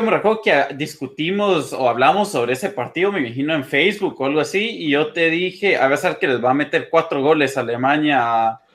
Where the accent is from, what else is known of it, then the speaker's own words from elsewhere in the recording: Guatemala; moved away; also born or lived in United States; como somos de Guate